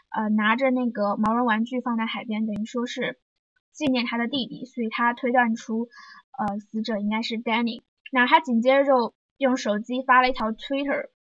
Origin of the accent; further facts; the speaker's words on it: Zhejiang, China; 在我老家，老家是一个四线小城市嘛，浙江